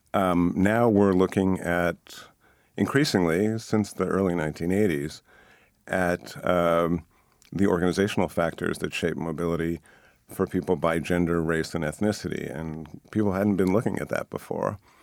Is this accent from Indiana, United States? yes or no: no; Boston, Massachusetts, United States; I grew up here in Boston in the suburb